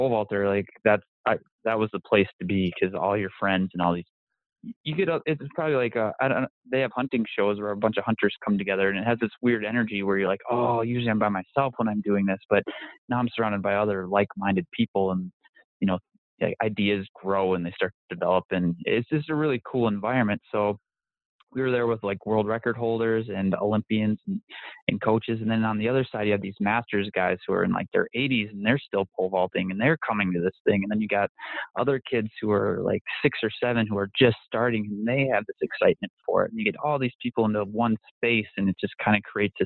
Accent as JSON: {"language": "English", "region": "Minnesota", "country": "United States", "said": "I'm from Minnesota"}